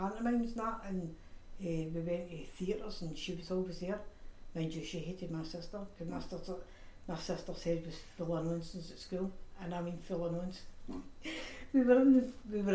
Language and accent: English; Glasgow, Scotland, United Kingdom; My mum, myself, my brother, we came from Maryhill.